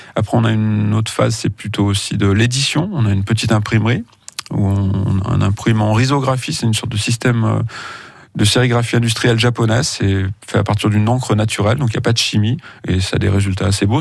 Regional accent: Feurs, Auvergne-Rhône-Alpes, France; je suis né à Feur, donc euh, ça se limitait entre le cinéma-théâtre, le cinéma familial et le vidéoclub

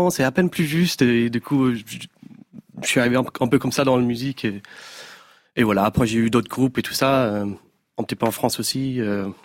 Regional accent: Dublin, Leinster, Ireland; moi j'ai eu plein de groupes euh, quand j'ai grandi à Dublin.

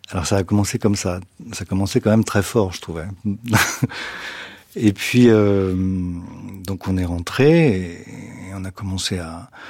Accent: Brittany, France; je suis breton.

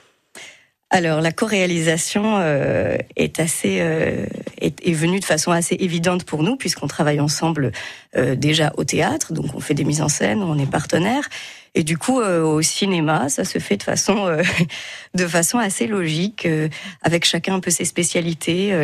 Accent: Metz, Grand Est, France; je suis originaire de Metz

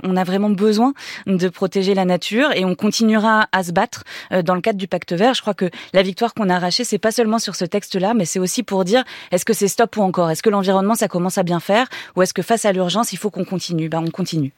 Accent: France

